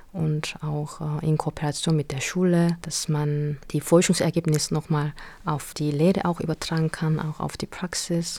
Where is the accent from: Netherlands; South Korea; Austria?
South Korea; German is a second language; moved away as an adult; now in Germany; in meiner Heimat sozusagen, wo ich geboren bin und aufgewachsen bin, da waren nur Koreaner